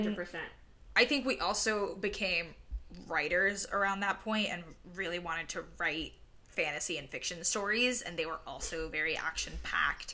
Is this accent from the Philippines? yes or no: no; Puerto Rico; first language Spanish; English is a second language; We were born and raised in Puerto Rico